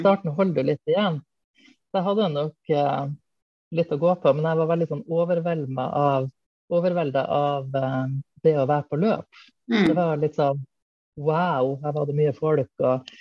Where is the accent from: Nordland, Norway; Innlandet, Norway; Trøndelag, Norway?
Nordland, Norway; Hamarøy; also born or lived in Mo i Rana; now in Bærum, Norway; Bor i Bærum. Eh, men jeg er opprinnelig fra Nord-Norge nærmere bestemt Hamarøy